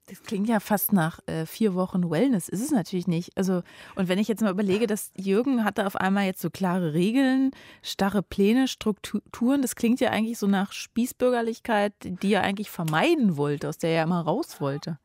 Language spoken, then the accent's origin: German; Berlin, Germany; ich bin nur um die Ecke von Christiane F. aufgewachsen in Berlin-Neukölln in einer Gruppierstadt, also so eine Hochhaussiedlung